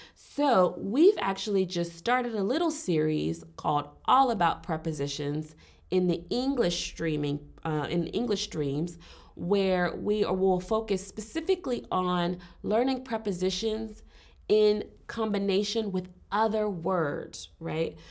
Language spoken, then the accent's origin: English; Richmond, Virginia, United States; moved away as an adult; also born or lived in Alabama; now in Berlin, Germany; I was born and raised in the United States, um, particularly Richmond, Virginia, which is on the East Coast